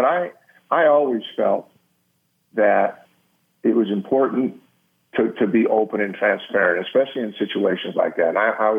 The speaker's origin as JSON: {"language": "English", "region": "California", "country": "United States", "moved": "yes", "said": "being from California"}